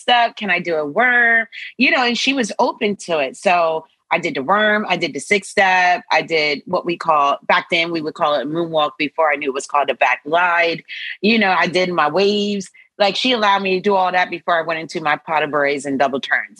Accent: New Jersey, United States; also born or lived in Philadelphia; Born and raised in New Jersey

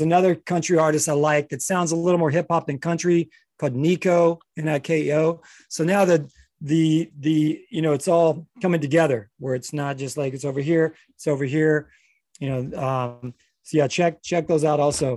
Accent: Western Kentucky, United States; my home state of Kentucky was wrecked, especially Western Kentucky, where I'm from

